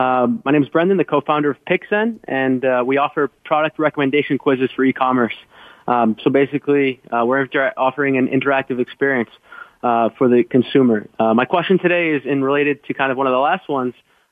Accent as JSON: {"language": "English", "town": "Boston", "region": "Massachusetts", "country": "United States", "moved": "as an adult", "lives_now": "Madrid, Spain", "said": "I'm calling in from Madrid, Spain, but I'm originally Boston-based, and we will be incorporating in the U.S. soon."}